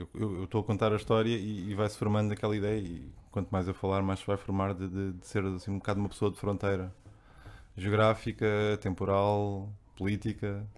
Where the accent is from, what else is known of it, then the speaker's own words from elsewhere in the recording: Barreiro, Setúbal, Portugal; Eu cresci aqui no, no centro do Barreiro, aqui na fronteira entre o centro e o Barreiro Velho